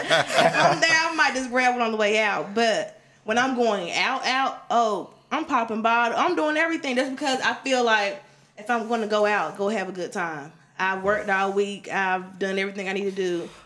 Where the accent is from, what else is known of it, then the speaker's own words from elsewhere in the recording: Wilson, North Carolina, United States; moved away as an adult; also born or lived in Greensboro, North Carolina; Wilson raised me, but Greensboro, it really kind of made me